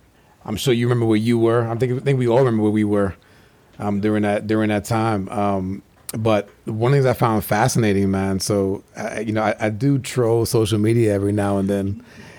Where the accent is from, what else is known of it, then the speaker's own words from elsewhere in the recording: New York, United States; Man, we're both from the Northeast. I'm a former New Yorker.